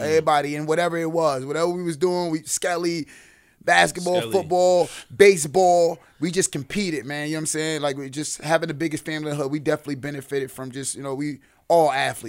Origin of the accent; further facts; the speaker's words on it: New York City, New York, United States; I'm born and raised in Brooklyn, man. Bammers, to be exact. You know what I'm saying? I'm a Brookdale baby.